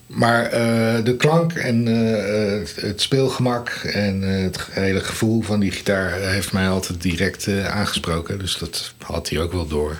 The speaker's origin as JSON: {"language": "Dutch", "town": "Leiden", "region": "South Holland", "country": "Netherlands", "tie": "born or raised there", "said": "ik kom uit Leiden, eh, opgegroeid en getogen"}